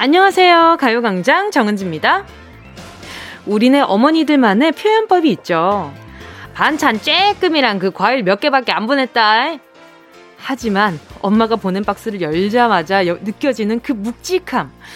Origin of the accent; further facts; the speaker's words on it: Busan, South Korea; now in Seoul, South Korea; 내 고향은 부산 아이가